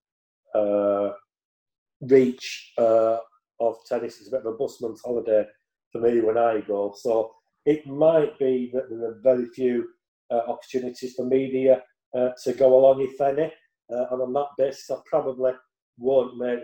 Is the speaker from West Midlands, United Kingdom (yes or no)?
no; Yorkshire and the Humber, United Kingdom; I'm a Yorkshireman